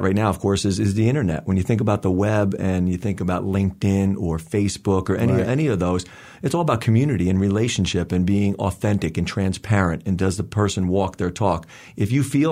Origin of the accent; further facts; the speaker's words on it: New Jersey, United States; we're all from Jersey